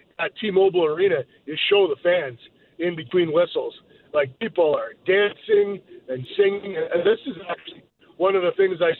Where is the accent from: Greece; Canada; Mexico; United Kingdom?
Canada; moved away as an adult; now in Las Vegas, United States; I'm from Canada.